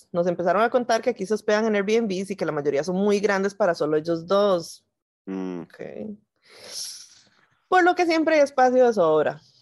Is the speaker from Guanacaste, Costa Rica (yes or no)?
yes; Guanacaste, Costa Rica; Yo soy de Guana y mañana me devuelvo a mi provincia, o sea, hoy.